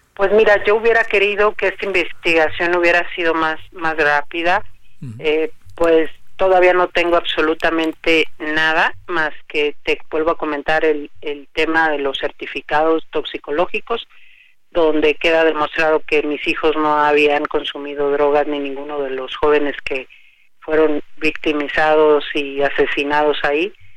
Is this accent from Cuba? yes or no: no; Mexico; yo le pido como mexicana